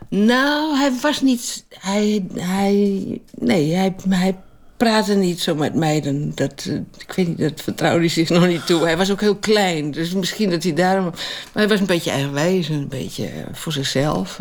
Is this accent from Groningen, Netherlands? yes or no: yes; Winsum, Groningen, Netherlands; En ik kwam uit Winst